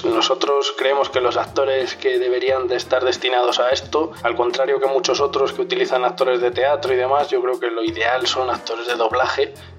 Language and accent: Spanish; Segovia, Castile and León, Spain; Somos de Segovia los tres miembros fundadores